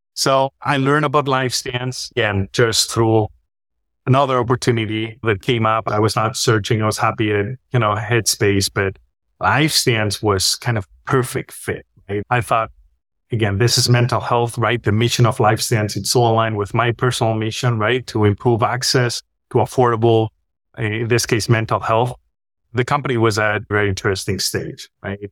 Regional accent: Spain; moved away as an adult; also born or lived in Switzerland; I'm from Spain.

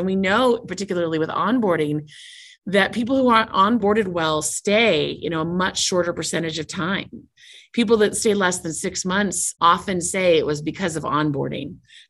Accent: Seattle, Washington, United States; now in Utah, United States; And I come from Seattle. I moved down to Utah for this role.

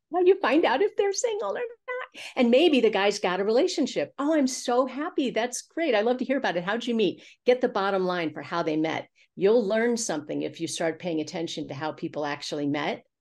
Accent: Missouri, United States; also born or lived in Los Angeles; now in Santa Fe, United States; I'm from Missouri. We had a farm in the country, so I was a little private school snob during the week, but on the weekends, oh my gosh, we were raising black Angus cattle

